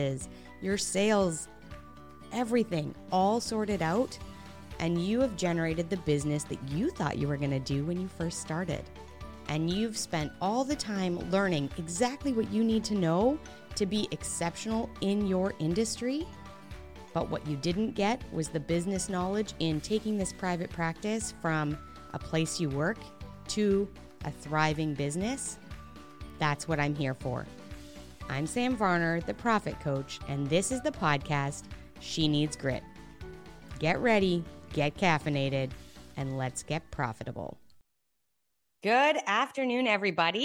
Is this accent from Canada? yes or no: yes; Canada; as the Canadian